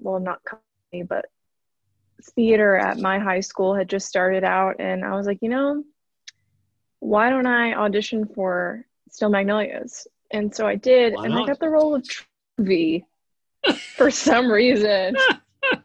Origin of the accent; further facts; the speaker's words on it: Arkansas, United States; accent: Arkansas; I grew up in Arkansas